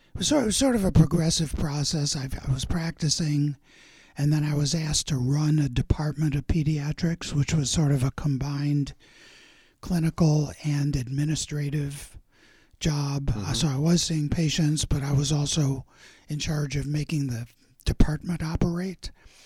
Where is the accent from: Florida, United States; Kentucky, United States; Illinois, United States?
Illinois, United States; Chicago; moved away as an adult; also born or lived in Colorado / California / New England; now in Napa, United States; I grew up in Chicago and spent my first 25 years there.